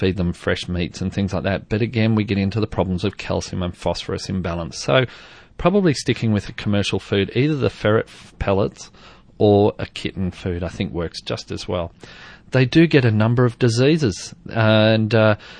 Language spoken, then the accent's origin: English; Queensland, Australia; moved away; I grew up in Queensland